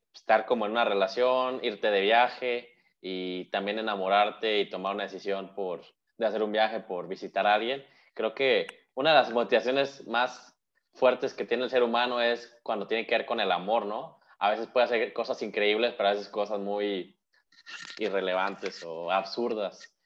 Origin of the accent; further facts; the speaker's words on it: Mexico; como mexicanos o como latinoamericanos